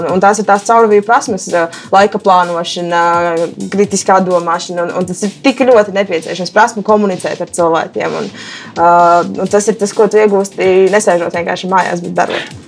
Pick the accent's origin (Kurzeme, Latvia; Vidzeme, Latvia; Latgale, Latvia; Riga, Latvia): Latgale, Latvia; Rēzekne; Es esmu meitene no Reizeknas